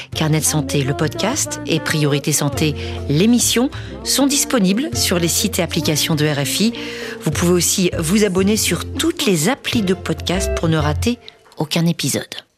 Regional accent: Kpalimé, Plateaux, Togo; moved away as an adult; also born or lived in Lomé; now in Gando, Togo; j'ai vécu à Palimé

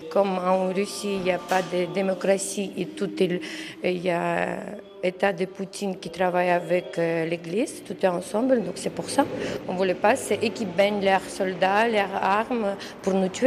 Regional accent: Ukraine; Euh, je suis de l'Ukraine.

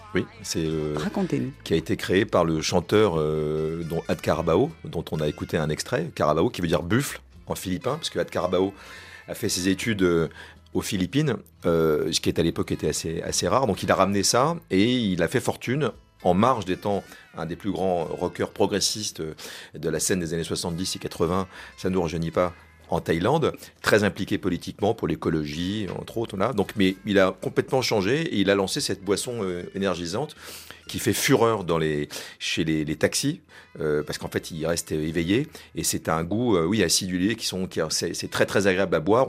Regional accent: France; on est français

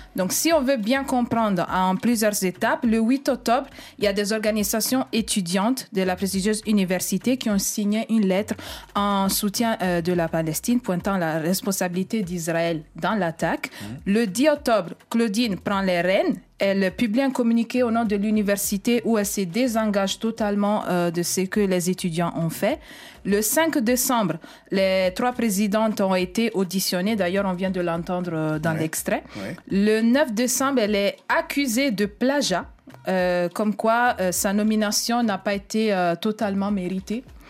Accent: Italy; French is a second language; moved away; je viens d'Italie, je suis italienne

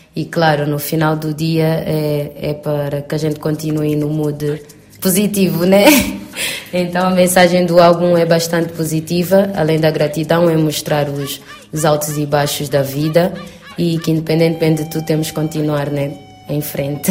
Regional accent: Angola; moved away; vou voltar à minha terra

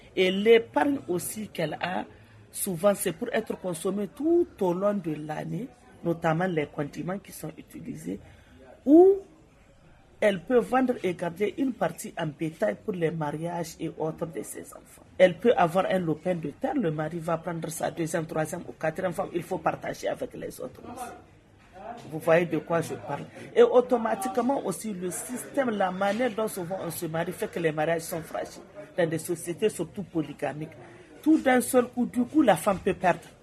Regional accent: Niger; Je viens du Niger.

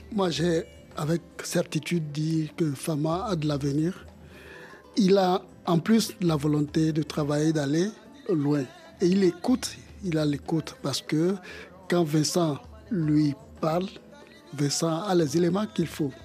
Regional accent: Bamako, Mali; moved away; also born or lived in Benin; j'ai vécu une bonne partie de mon enfance à Bamako au Mali

